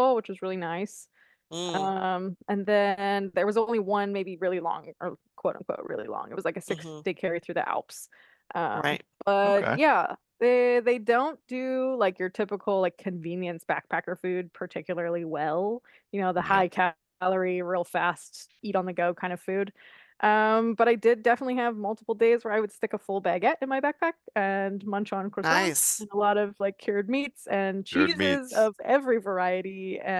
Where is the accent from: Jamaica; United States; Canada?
Canada; being Canadian, you would think that maybe I would speak some French. I didn't